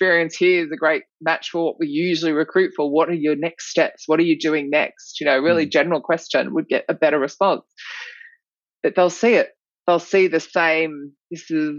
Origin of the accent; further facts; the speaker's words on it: Australia; accent: Australian; my Australian accent